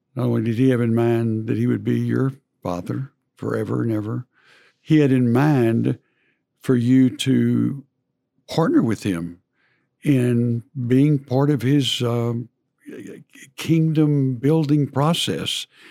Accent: College Station, Texas, United States; in my high school I grew up in in College Station

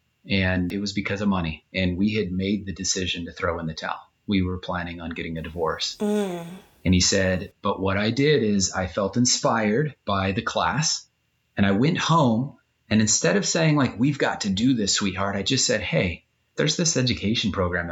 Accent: Southern California, United States; I grew up in Southern California and I grew up along the San Andreas Fault

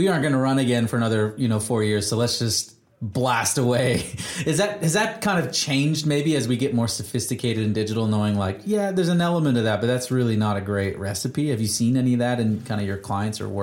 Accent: Canada; as a Canadian

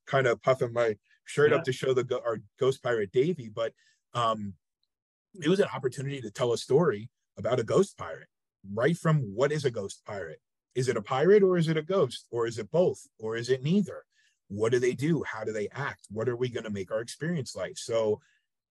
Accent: northern New Jersey, United States; now in Savannah, United States; I grew up outside the New York City area in northern New Jersey

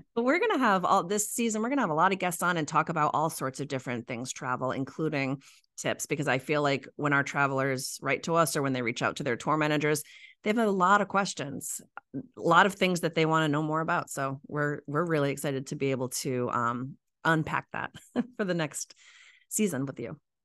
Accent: New England, United States; I'm from New England, true New Englander and true Islander.

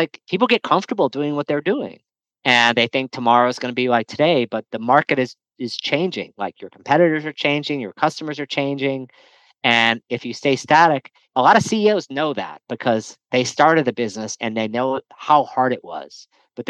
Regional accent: New Orleans, Louisiana, United States; I grew up in New Orleans

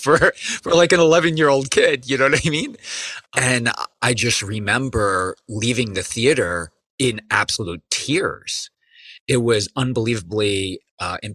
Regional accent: Hudson Valley, New York, United States; I grew up in the Hudson Valley

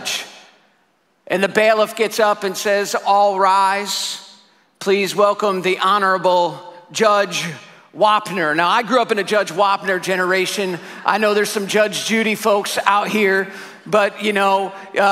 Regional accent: Syracuse, New York, United States; I'm from Syracuse, New York

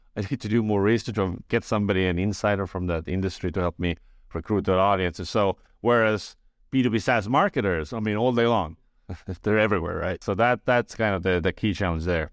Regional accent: Estonia; I was born in Estonia. I grew up in Estonia

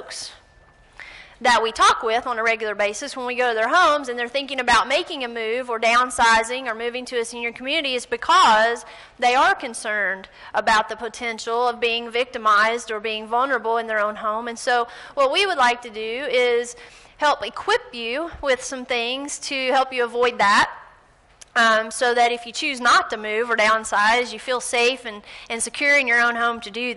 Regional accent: Gary, Indiana, United States; from where I'm from

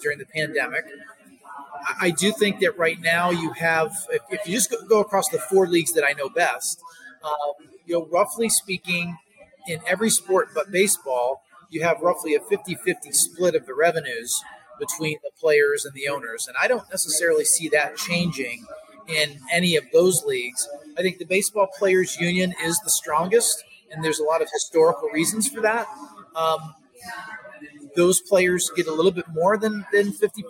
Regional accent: upstate New York, United States; where I grew up near the Canadian border in upstate New York

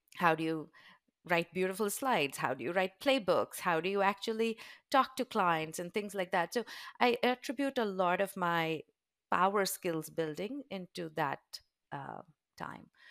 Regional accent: Udaipur, Rajasthan, India; So, I was very fortunate to grow up in a very beautiful, small, touristy town. It's called Udaipur

